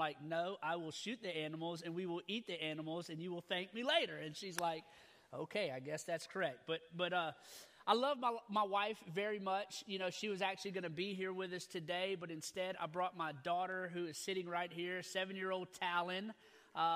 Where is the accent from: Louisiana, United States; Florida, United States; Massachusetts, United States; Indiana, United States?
Louisiana, United States; I'm from Louisiana, so I grew up, I was born and raised in Louisiana.